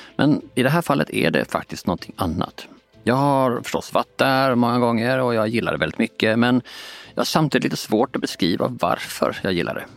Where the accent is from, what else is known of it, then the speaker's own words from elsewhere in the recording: Båstad, Skåne, Sweden; Jag är uppvuxen i och utanför Båstad